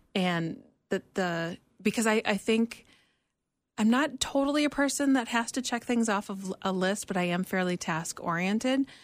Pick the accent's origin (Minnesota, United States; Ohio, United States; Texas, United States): Minnesota, United States; moved away; we're both from Minnesota